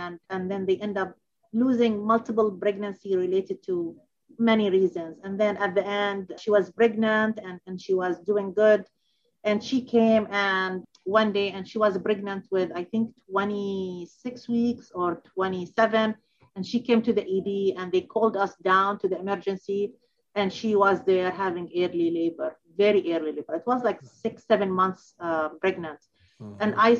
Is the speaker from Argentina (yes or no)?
no; Kuwait; born there; also born or lived in Baghdad, Iraq / Amman, Jordan; I was born in Kuwait, and then I moved to Baghdad, Iraq, and then 4 or 5 years later, I moved to Jordan, Amman